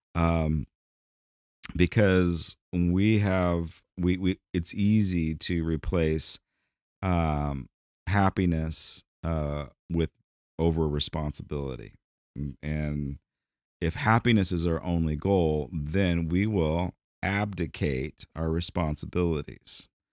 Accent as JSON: {"language": "English", "country": "United States", "said": "American D N A, in our mantra, in, in who we are, our national identity"}